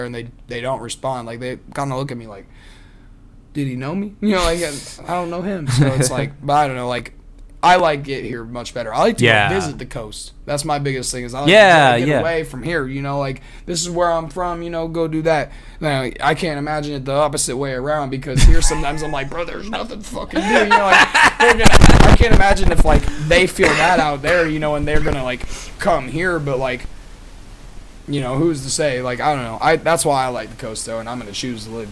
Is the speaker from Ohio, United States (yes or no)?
no; Des Moines, Iowa, United States; also born or lived in Sacramento, California; I'm from here. I'm from Des Moines, fucking Iowa.